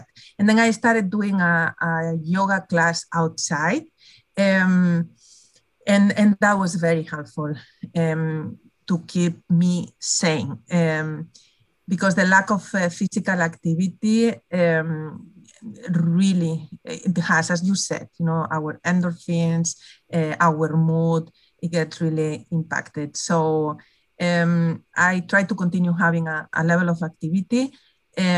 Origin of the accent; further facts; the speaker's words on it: Spain; moved away as an adult; also born or lived in Netherlands / Boston; now in California, United States; growing up in Spain